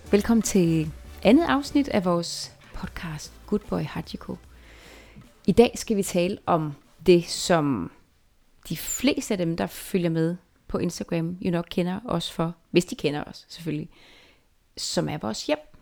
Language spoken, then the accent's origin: Danish; Jutland, Denmark; now in Copenhagen, Denmark; da jeg var barn i Jylland